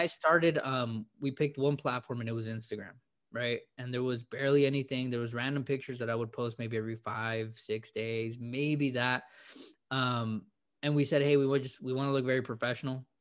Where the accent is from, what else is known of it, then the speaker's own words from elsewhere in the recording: California, United States; born and raised in California